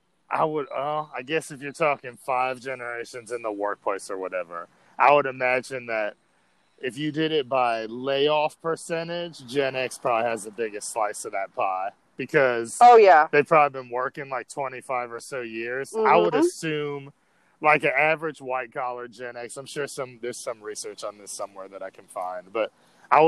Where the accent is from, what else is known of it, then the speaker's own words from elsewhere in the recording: New York City, New York, United States; I grew up in New York City